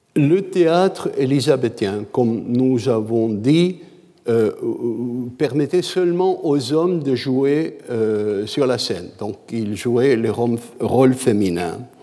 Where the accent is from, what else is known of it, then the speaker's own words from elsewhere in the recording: Canada; je suis canadien